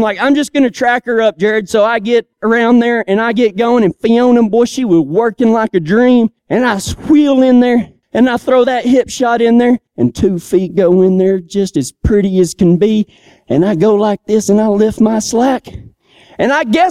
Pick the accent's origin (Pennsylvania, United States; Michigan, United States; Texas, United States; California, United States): Texas, United States; moved away; I'm from Texas